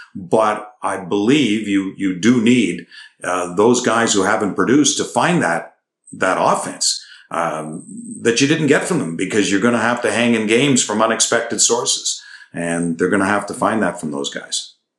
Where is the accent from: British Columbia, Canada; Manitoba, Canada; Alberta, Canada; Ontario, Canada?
Ontario, Canada; Toronto; moved away; I'm from Toronto